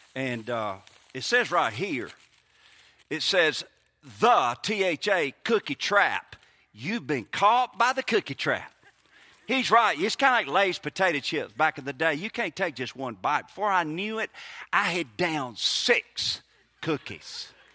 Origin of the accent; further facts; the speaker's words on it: Mississippi, United States; moved away as an adult; now in Brookhaven, United States; I grew up in Mississippi